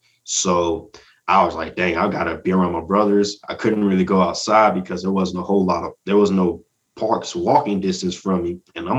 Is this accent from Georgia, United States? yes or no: yes; Atlanta, Georgia, United States; also born or lived in Columbus; So I used to live in Georgia. I was born in Columbus, but I moved around a whole lot as a kid. And then I grew up in Atlanta